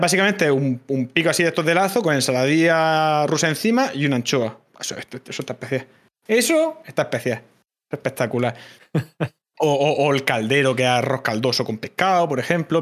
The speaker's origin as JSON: {"language": "Spanish", "town": "Cartagena", "region": "Region of Murcia", "country": "Spain", "accent": "Murcian", "said": "Yo soy, yo soy de Cartagena, sé, hablar lo justo, y sí que es verdad que... Eh, cuando estoy en directo, cuando tal, intento no forzar eh, el, el, quitarme acento"}